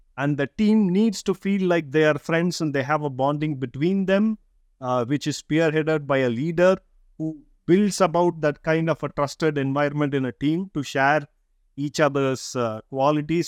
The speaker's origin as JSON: {"language": "English", "country": "India", "second_language": "English", "said": "being Indian is we grow up in a diverse environment all our lives to different languages"}